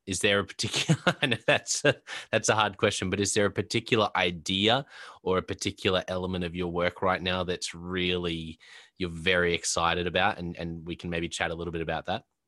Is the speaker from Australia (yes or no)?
yes; Australia; also born or lived in Brisbane; I'm based in, uh, in Brisbane in Australia